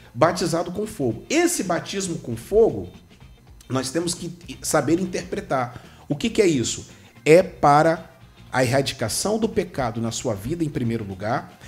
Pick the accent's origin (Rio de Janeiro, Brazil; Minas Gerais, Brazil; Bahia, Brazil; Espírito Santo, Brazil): Espírito Santo, Brazil; eu sou capixaba